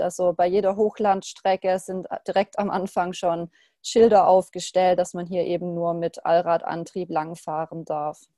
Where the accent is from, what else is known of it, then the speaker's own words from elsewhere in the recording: Germany; bei uns in Deutschland